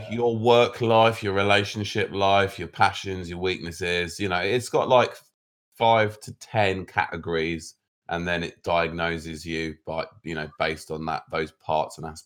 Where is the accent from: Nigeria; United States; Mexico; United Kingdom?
United Kingdom; being British